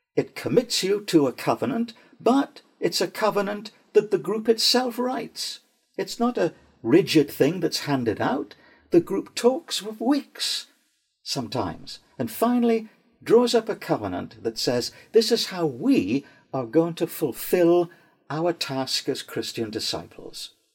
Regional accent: Newcastle upon Tyne, North East England, United Kingdom; my hometown of Newcastle upon Tyne

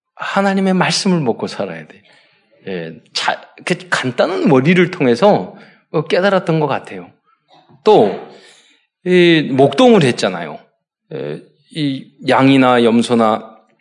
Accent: South Korea; 우리는 한국 사람이라 그러니까, 아, 어디냐고, 북이냐고, 남이냐고, 남쪽이니까

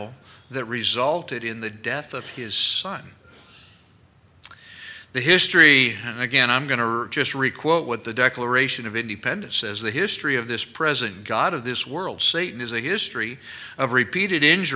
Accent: United States; We as Americans

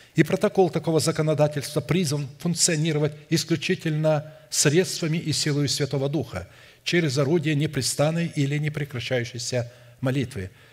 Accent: Irkutsk, Irkutsk Oblast, Russia; Я родился в Сибири, в Иркутске

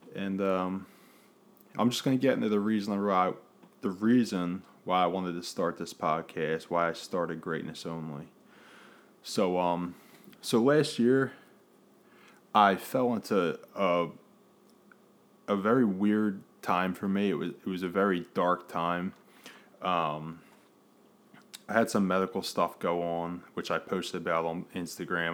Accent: Philadelphia, Pennsylvania, United States; born and raised in Philadelphia. Uh, still here in Philadelphia

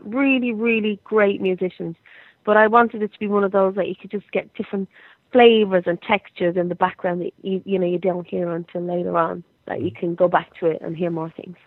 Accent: Ireland; I'm Irish

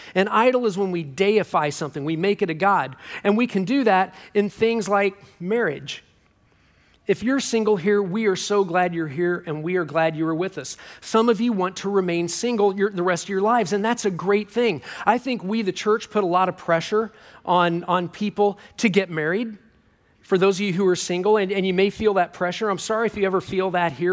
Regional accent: Kansas City, United States; I'm from Kansas City

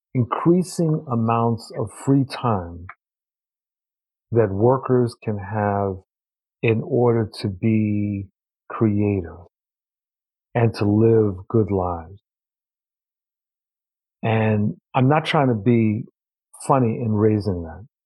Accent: New York, United States; I'm from New York

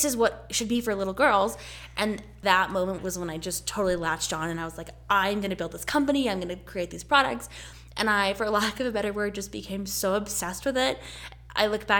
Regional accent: Pinedale, Wyoming, United States; also born or lived in Jackson, Wyoming; grew up in Pinedale, and then I was a fifth generation Sublette County Pinedalian

